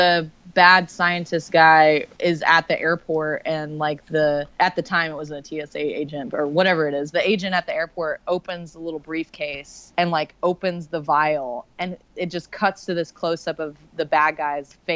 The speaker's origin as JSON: {"language": "English", "country": "United States", "said": "I'm American"}